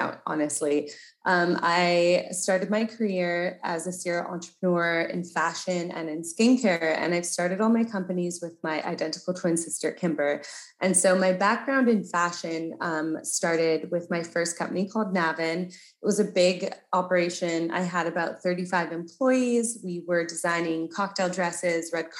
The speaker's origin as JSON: {"language": "English", "country": "Canada", "said": "I'm Canadian. So I grew up really in nature."}